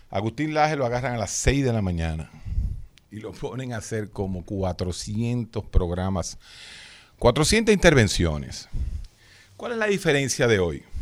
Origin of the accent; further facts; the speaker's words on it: Dominican Republic; yo soy dominicano.